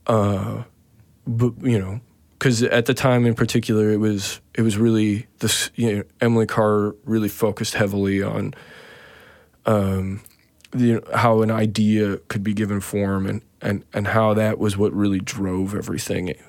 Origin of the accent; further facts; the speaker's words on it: Saskatoon, Saskatchewan, Canada; moved away; also born or lived in Vancouver / Regina / Toronto / Montreal; I was born in Saskatoon, Saskatchewan